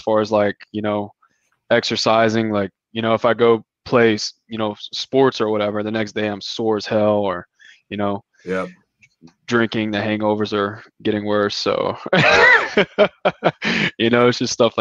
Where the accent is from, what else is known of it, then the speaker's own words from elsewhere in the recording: South Louisiana, United States; moved away as an adult; now in Houston, United States; I'm from South Louisiana